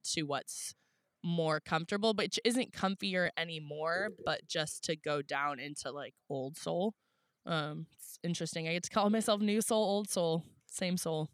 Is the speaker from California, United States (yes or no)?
yes; La Honda, California, United States; now in San Diego, United States; coming like to my hometown